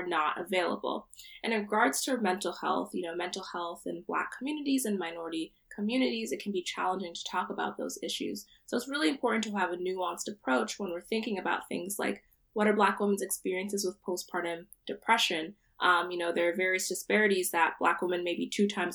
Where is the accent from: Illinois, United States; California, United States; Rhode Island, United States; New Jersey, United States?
New Jersey, United States; Central; I'm from Central New Jersey. My parents are Nigerian, but I was born here, so I identify as a Nigerian American woman